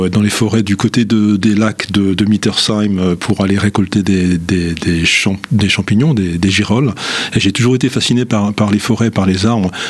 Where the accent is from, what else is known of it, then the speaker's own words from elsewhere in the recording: Nancy, Grand Est, France; Je suis, né à Nancy euh, il y a un certain nombre de, décennies. Euh, j'ai fait mes études à l'université de Nancy, appelée à l'époque Université Henri Poincaré.